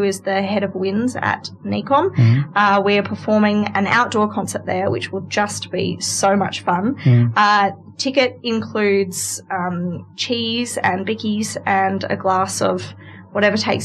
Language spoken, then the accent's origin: English; Armidale, New South Wales, Australia; also born or lived in London; I was from Armidale